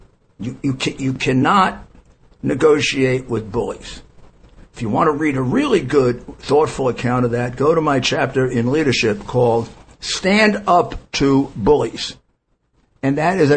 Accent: New York City, New York, United States; growing up in Brooklyn

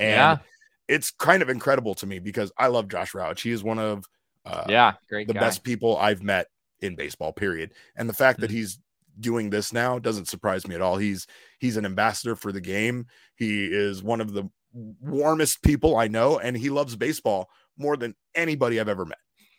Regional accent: Puerto Rico; I'm Puerto Rican.

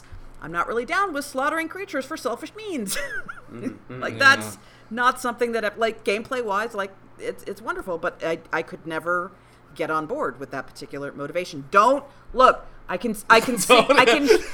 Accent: United States; I'm an American

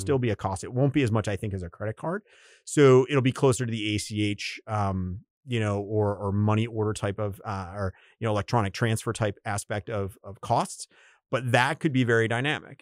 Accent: United States; as an American

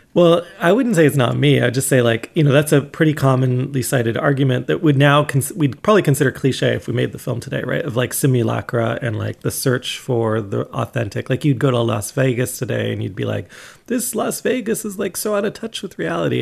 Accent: Canada; as a Canadian

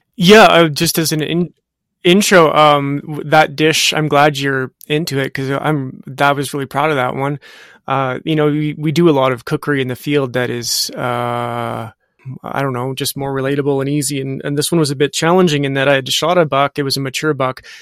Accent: Western Canada, Canada; I'm from Western Canada. I'm in Edmonton

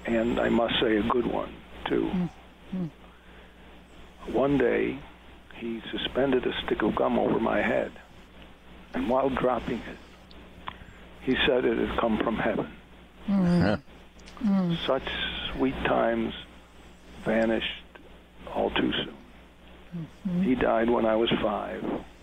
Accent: Buffalo, New York, United States; I was born and raised in Buffalo, New York, in a poor section of the city

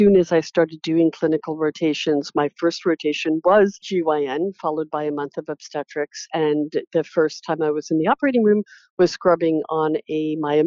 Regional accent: New York City, New York, United States; I grew up in New York City, not far from the hospital.

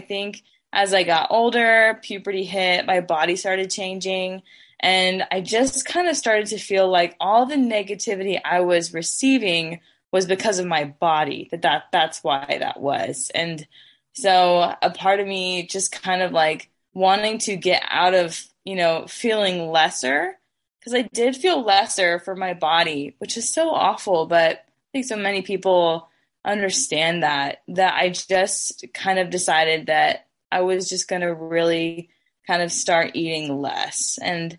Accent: North Platte, Nebraska, United States; I grew up in North Platte, Nebraska

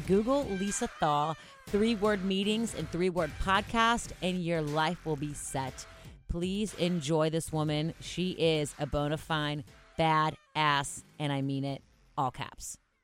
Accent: Cincinnati, Ohio, United States; I'm from White Oak

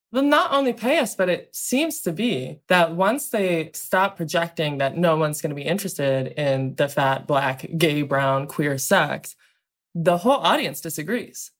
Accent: Southern Ohio, United States; I grew up in Southern Ohio

